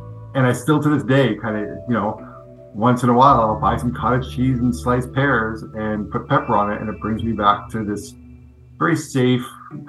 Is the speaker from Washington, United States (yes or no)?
yes; Fircrest, Washington, United States; I grew up in Faircrest in the 70s.